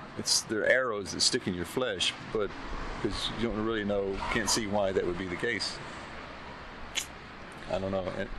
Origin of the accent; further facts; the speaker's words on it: Philadelphia, Mississippi, United States; moved away; being from Mississippi, the middle of Mississippi, I'm growing up there in my formative years